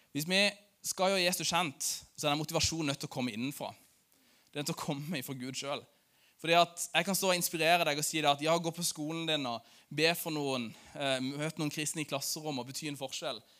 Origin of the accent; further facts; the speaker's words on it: Lyngdal, Agder, Norway; i Lyngdal, der jeg kommer fra